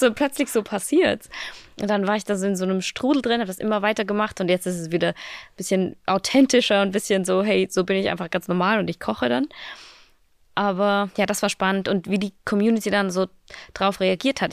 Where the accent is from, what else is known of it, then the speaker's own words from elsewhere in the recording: Austria; moved away as an adult; now in Berlin, Germany; ich bin ja aus Österreich, also ich bin, Österreich ist noch immer mein, meine mhm. Heimat